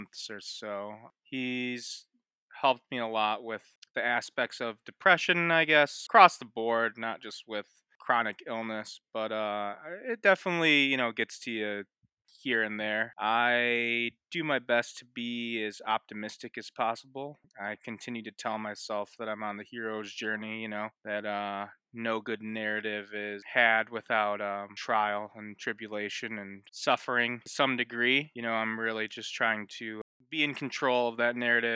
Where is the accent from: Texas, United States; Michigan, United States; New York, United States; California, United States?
Michigan, United States; Ypsilanti; I'm from Ypsilanti, Michigan